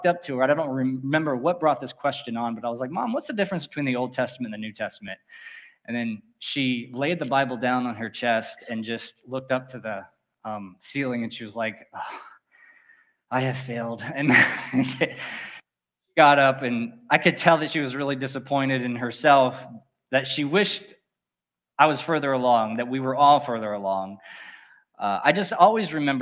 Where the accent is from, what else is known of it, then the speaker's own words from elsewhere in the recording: Four Towns area, Florida, United States; I was born and raised here in the Four Towns area